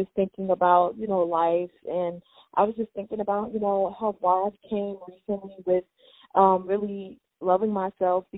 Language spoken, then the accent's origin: English; Chicago, Illinois, United States; I'm from Chicago. I was born and raised in Chicago